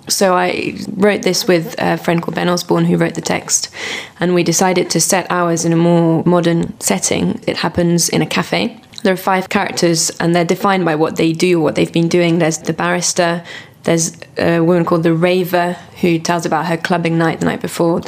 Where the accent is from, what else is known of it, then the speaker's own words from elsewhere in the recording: France; now in United Kingdom; working with a French theatre company, so I'm going back a lot to my home country